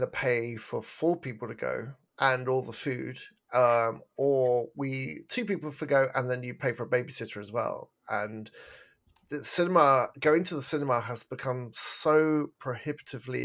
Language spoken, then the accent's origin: English; England, United Kingdom; now in Canada; I'm English